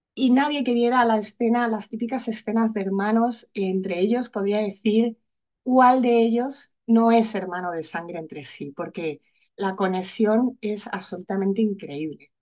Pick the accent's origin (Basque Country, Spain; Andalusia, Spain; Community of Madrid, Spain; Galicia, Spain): Community of Madrid, Spain; Madrid; moved away as an adult; now in Alicante, Spain; yo vivo en Alicante, vivo aquí desde hace 18 años, aunque soy madrileña